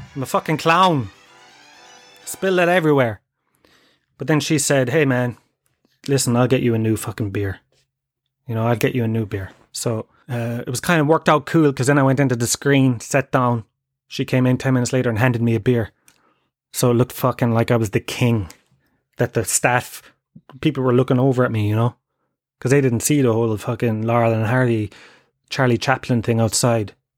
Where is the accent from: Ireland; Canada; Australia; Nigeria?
Ireland; Tralee, Munster; moved away; I come from Tralee